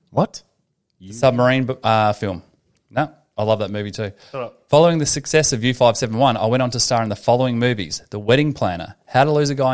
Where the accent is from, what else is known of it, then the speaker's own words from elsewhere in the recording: Longview, Texas, United States; I moved to Longview, Texas in 1980, where I attended Longview High School. I lived in Australia for a year uh, in New South Wales as a Rotary Youth Exchange student in 1988.